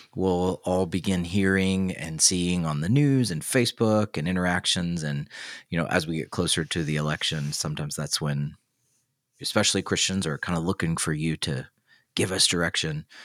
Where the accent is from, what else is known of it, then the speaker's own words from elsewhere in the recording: the South, United States; now in Midwest, United States; I live in the Midwest, I'm from the South.